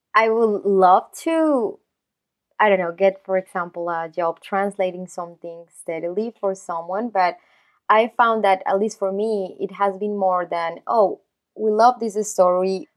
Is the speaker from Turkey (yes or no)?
no; Colombia; moved away as an adult; also born or lived in New York; since I am not from the U S, I'm actually from Colombia